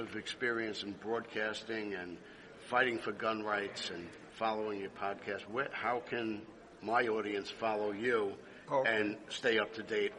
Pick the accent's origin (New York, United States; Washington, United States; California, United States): New York, United States; Well, I grew up in New York, born and raised